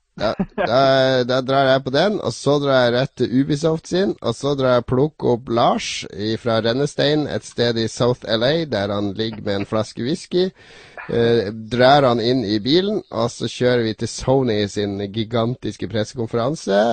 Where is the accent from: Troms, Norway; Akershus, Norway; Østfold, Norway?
Troms, Norway; Harstad; moved away; da jeg var hjemme i Harstad, kom hjem tidlig fra universitetet